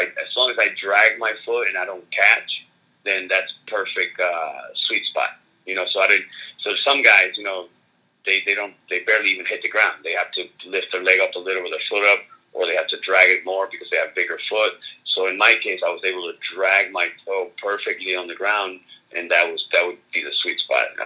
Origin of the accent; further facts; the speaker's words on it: Argentina; I'm from Argentina, so the whole it was a whole uh, a whole uh, you know good luck combination